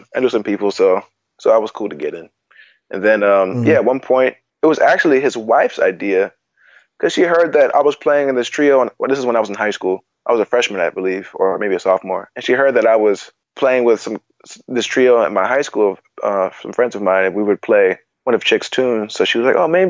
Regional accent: New York City, New York, United States; I grew up in Queens, so we had, like, main streets

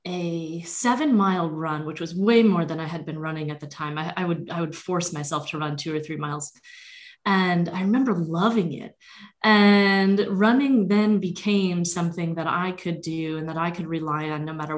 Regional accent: Vermont, United States; moved away as an adult; I grew up in Vermont and spent the first 17 years of my life there.

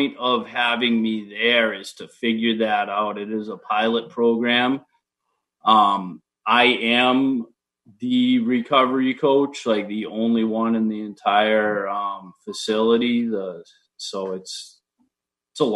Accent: Attleboro, Massachusetts, United States; also born or lived in Boston, Massachusetts; now in Stoughton, United States; I grew up in Attleboro, Mass

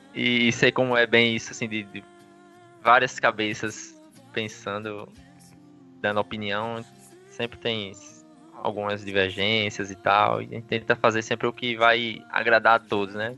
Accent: Aracaju, Sergipe, Brazil; Sou de Aracaju, Sergipe

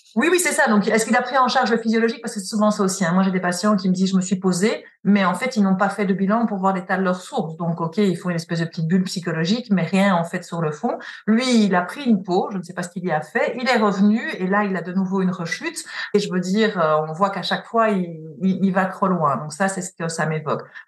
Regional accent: Belgium; also born or lived in Paris; je suis belge, j'ai travaillé là-bas aussi

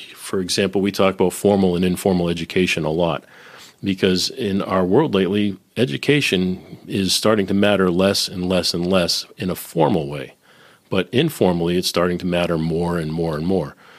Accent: Boston, Massachusetts, United States; also born or lived in Nashville / Silicon Valley / Northern Kentucky; now in Cincinnati, United States; I'm originally from Boston, living in Cincinnati

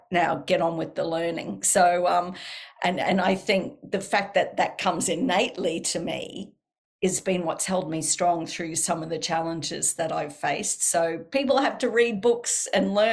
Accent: Australia; accent: Australian; my Australian accent is so strong.

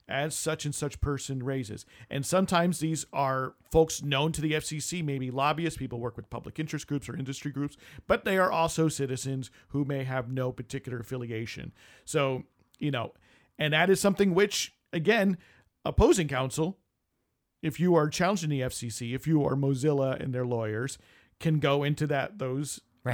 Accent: United States; born in the United States

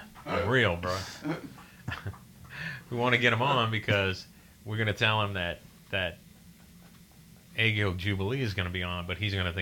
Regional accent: Harahan, Louisiana, United States; I grew up in Harahan, right?

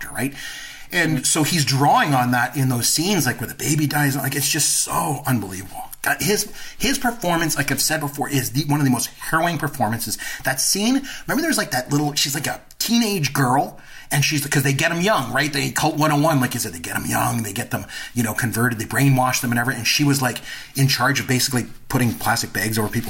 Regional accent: Canada; I'm Canadian

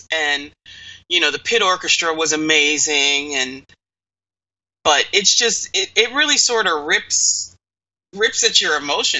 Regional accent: Eastern Pennsylvania, United States; I grew up a theater kid. Mm-hmm. And I can remember lots of times where my mother and I... I'm from Eastern Pennsylvania, and it's not that far from New York City.

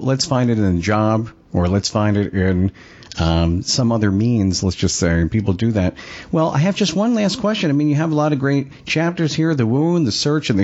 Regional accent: Long Island, New York, United States; since I'm from Long Island

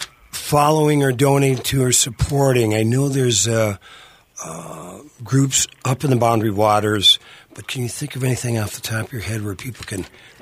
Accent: Iron Range, Minnesota, United States; I grew up on the Iron Range

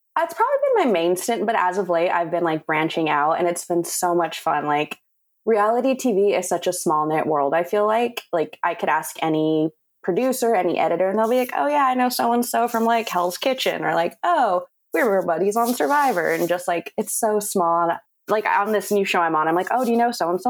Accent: Whittier, California, United States; now in Los Angeles, United States; I grew up in Whittier, which is maybe like 30 minutes outside of LA.

